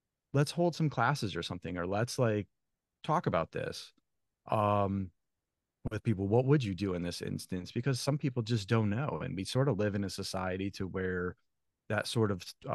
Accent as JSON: {"language": "English", "town": "Thomaston", "region": "Connecticut", "country": "United States", "tie": "born or raised there", "moved": "yes", "said": "I grew up in a small little New England town, 8,000 people, Thomaston, Connecticut."}